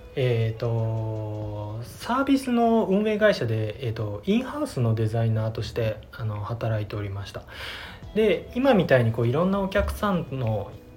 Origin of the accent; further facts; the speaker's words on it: Kuwana, Mie, Japan; 自分のあもともと生まれも育ちも桑名なんですけれども